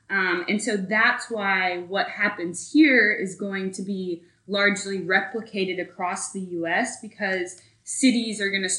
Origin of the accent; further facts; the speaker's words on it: Dallas, Texas, United States; I'm from Dallas.